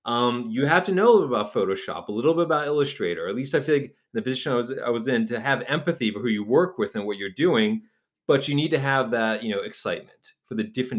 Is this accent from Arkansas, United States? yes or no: no; New Haven, Connecticut, United States; I actually worked at a digital marketing agency where I'm from New Haven, Connecticut.